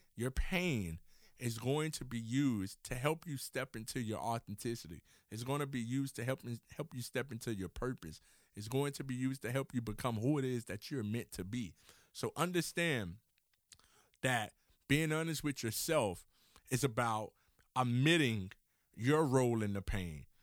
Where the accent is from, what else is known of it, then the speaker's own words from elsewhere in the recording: Miami, Florida, United States; I'm from Miami, Florida, and so therefore we have our train system that run through the city